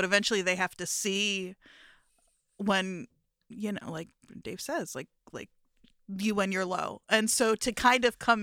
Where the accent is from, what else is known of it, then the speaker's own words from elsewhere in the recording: New Jersey, United States; I grew up in Jersey